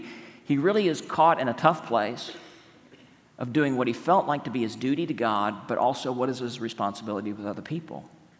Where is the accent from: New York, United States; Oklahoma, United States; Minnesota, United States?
Oklahoma, United States; accent: Oklahoma; That's my Oklahoma accent.